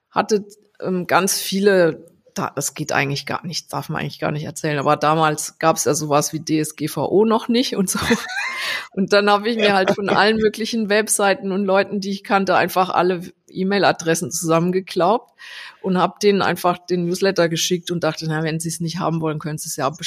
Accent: Landau, Rhineland-Palatinate, Germany; Also ich, ähm, also ich komme ursprünglich aus Rheinland-Pfalz, aus Landau

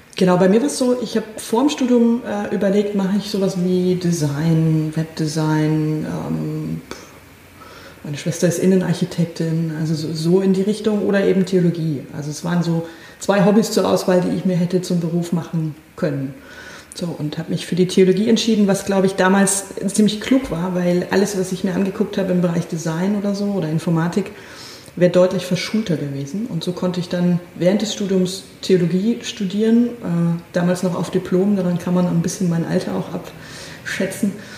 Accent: Northern Bavaria, Germany; ich bin in der Diaspora aufgewachsen, das heißt also an, an, an einem Ort, an dem ähm, wenige Menschen katholisch sind, aber verhältnismäßig viele evangelisch waren, lutherisch, ähm, Nordbayern

